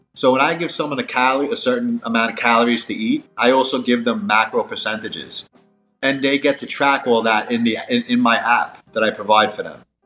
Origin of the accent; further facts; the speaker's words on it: New York, United States; moved away; also born or lived in Miami; I'm from New York and I lived in Miami